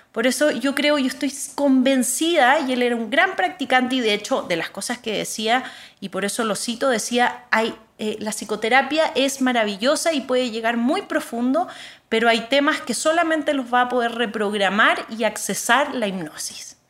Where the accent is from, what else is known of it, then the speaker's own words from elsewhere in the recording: Chile; moved away as an adult; also born or lived in Bihar, India; Yo nací en Chile y ahí crecí, terminé la escuela